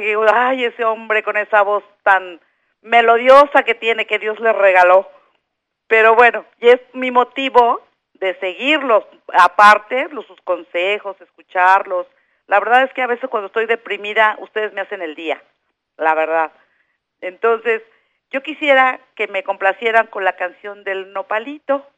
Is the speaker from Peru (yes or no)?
no; Monterrey, Nuevo León, Mexico; now in Mexico City, Mexico; soy de nativa de Monterrey, Nuevo León, y, pero tengo muchos años viviendo aquí en el Distrito Federal